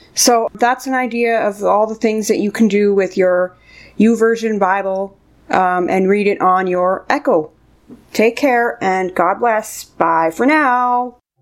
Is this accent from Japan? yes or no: no; Canada; I'm from Canada